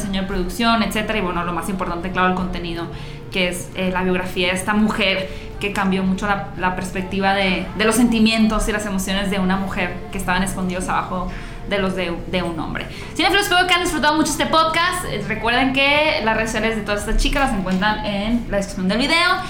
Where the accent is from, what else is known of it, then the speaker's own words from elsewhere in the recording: Hermosillo, Sonora, Mexico; en Hermosillo, que yo soy de Hermosillo